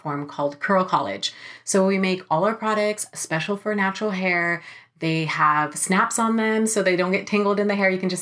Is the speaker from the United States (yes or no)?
yes; Sacramento, California, United States; now in Los Angeles, United States; I'm from Sacramento